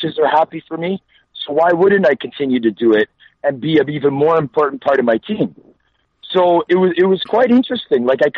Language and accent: English; Toronto, Ontario, Canada; also born or lived in Vancouver; born there. And then when I was 6 years old is when I came back to Toronto with my family. So I've been in Scarborough, which is a suburb of Toronto, since I was 6 years old, minus all the hockey cities that I've lived in.